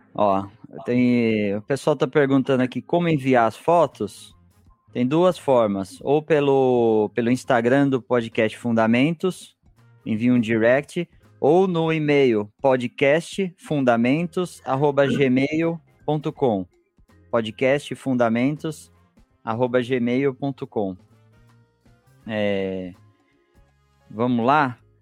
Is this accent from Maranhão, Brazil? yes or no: no; Piracicaba, São Paulo, Brazil; eu que cresci em Piracicaba